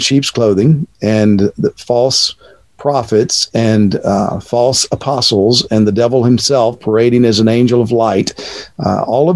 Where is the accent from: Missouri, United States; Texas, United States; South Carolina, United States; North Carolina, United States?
Texas, United States; moved away as an adult; now in Cape Coral, United States; born and raised in Texas